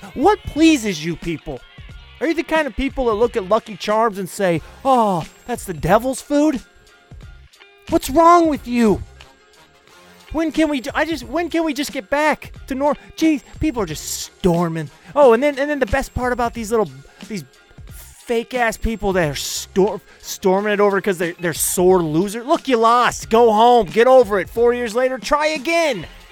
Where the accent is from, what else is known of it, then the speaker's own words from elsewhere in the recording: United States; I am an American